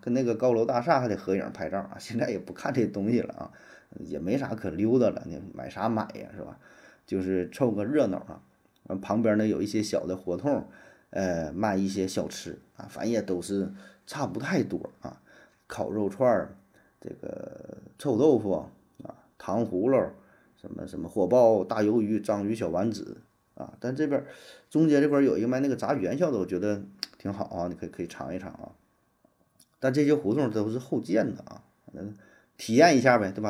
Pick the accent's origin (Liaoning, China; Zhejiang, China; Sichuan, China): Liaoning, China; Shenyang; 我们沈阳人都管这地方叫小河堰